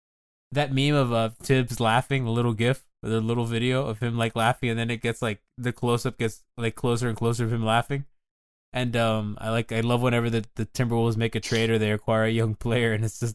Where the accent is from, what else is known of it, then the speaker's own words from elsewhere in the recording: Miami, Florida, United States; I grew up in Miami. Like, I don't care about high school sports. Like, I live in Kendall. Like, I've gone to public school.